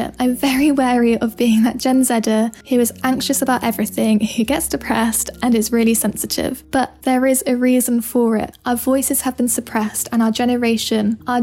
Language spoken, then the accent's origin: English; England, United Kingdom; I'm from England. Growing up by the sea